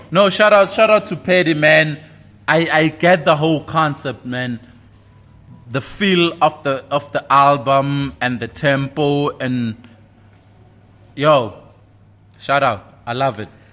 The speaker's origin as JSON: {"language": "English", "area": "East Rand, Tembisa", "region": "Gauteng", "country": "South Africa", "tie": "born or raised there", "said": "I'm from the East Rand, Taroza, born and bred, fourteen twenty-six"}